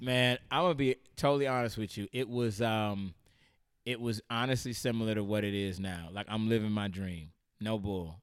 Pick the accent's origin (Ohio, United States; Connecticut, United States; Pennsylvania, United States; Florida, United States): Florida, United States; St. Petersburg; moved away; growing up in Saint Pete, Florida